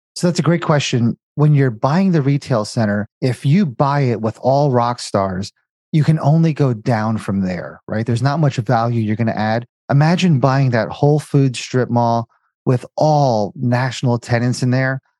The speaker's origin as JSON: {"language": "English", "region": "New Jersey", "country": "United States", "tie": "born or raised there", "also_born_or_lived": "Indiana / Cincinnati", "moved": "as an adult", "said": "born and raised in Jersey, went to school in Indiana, got a job in Cincinnati"}